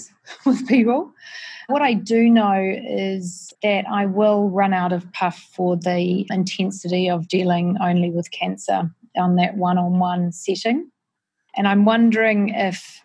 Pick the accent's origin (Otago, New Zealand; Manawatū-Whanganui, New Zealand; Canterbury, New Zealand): Manawatū-Whanganui, New Zealand; Palmerston North; now in Auckland, New Zealand; growing up in Palmerston North with two parents who were scientists